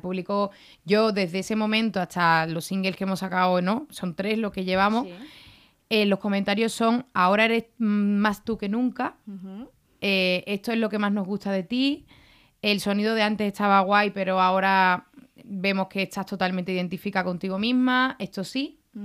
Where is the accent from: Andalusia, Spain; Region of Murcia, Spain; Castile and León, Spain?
Andalusia, Spain; the same land as Paco de Lucía; que es de mi tierra también